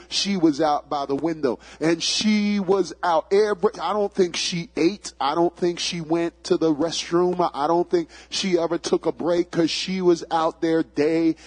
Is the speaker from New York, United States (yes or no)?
yes; New York City, New York, United States; I grew up in the boogie down Bronx, Bronx, New York